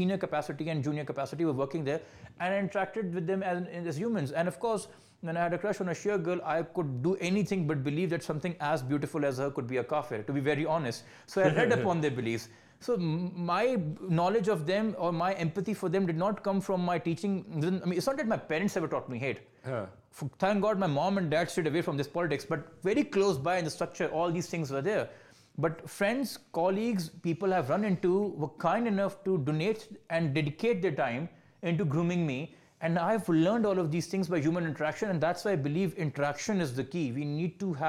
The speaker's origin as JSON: {"language": "English", "country": "Pakistan", "said": "as a Pakistani, as a fellow citizen"}